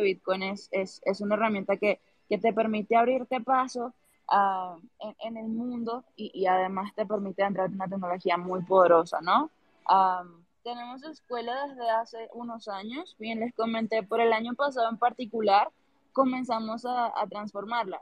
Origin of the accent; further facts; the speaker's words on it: Venezuela; now in Colombia; yo soy venezolana, contexto, pero vivo en Colombia